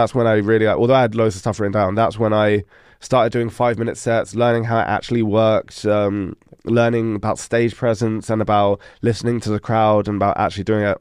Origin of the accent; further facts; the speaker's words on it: London, United Kingdom; moved away as an adult; also born or lived in Netherlands; now in Denmark; I'm from London